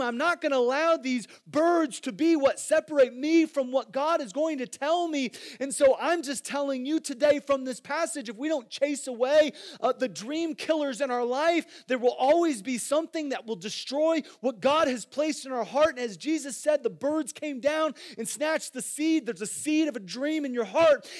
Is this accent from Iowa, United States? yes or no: yes; Iowa, United States; moved away; I grew up in Iowa